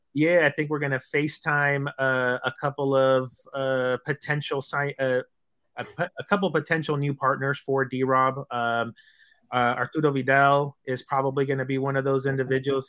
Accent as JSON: {"language": "English", "area": "Bay Area", "region": "California", "country": "United States", "said": "I'm from the Bay Area."}